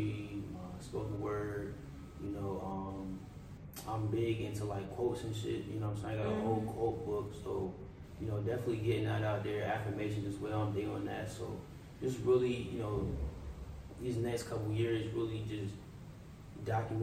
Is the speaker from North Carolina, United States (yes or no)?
yes; Raleigh, North Carolina, United States; also born or lived in Silver Spring, Maryland; I moved here when I was pretty young